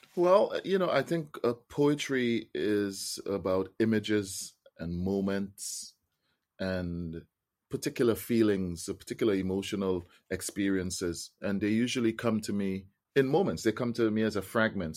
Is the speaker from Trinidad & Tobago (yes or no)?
yes; Trinidad & Tobago; I'm a Trinidadian. I was born and raised in Trinidad